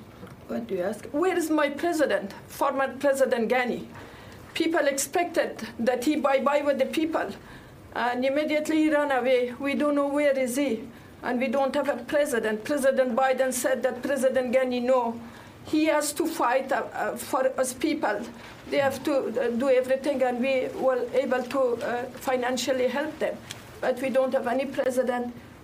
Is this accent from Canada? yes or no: no; Afghanistan; I'm from Afghanistan